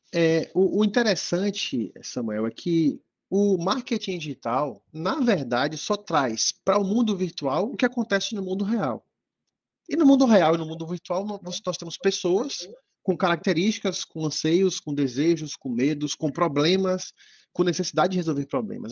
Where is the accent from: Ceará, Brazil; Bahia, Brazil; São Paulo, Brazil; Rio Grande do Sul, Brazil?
Bahia, Brazil; Eu estou em Salvador, Bahia, né? Sou baiano